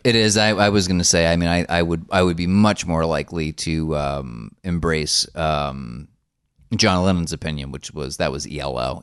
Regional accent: New Jersey, United States; we're both from the same state. I am not from Newark

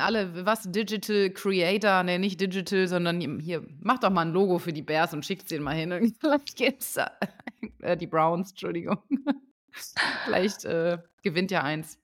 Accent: Lower Saxony, Germany; now in Saarbrücken, Germany; da, wo ich herkomme, aus Niedersachsen, in der Nähe oder ganz oben

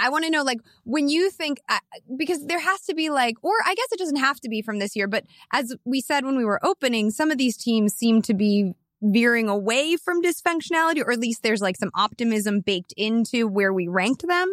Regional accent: Chicago, Illinois, United States; growing up in Chicago

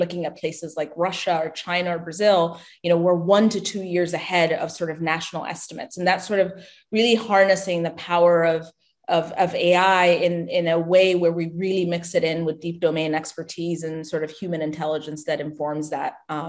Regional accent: Ethiopia; Yeah, I mean, I was born and raised in Ethiopia. You know, my family still lives back home.

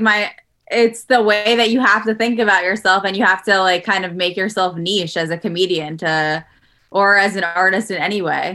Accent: New York City, New York, United States; moved away as an adult; also born or lived in Los Angeles; now in Jersey City, United States; I'm from Queens

